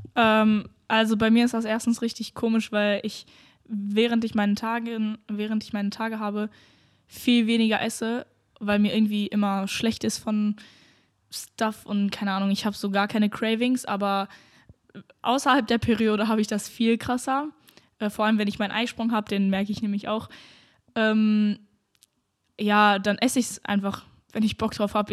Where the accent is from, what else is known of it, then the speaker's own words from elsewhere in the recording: North Rhine-Westphalia, Germany; now in Berlin, Germany; ich komme ja aus NRW